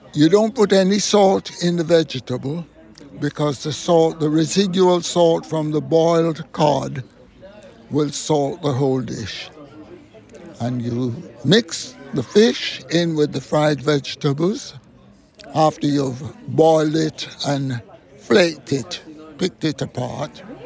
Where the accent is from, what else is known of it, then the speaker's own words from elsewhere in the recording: Jamaica; I'm from Jamaica